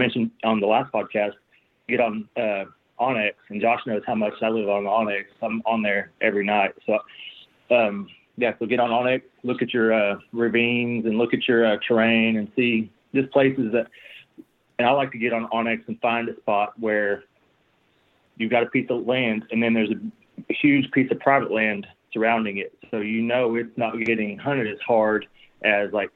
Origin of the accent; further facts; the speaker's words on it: Muskogee, Oklahoma, United States; I'm also from the Muskogee area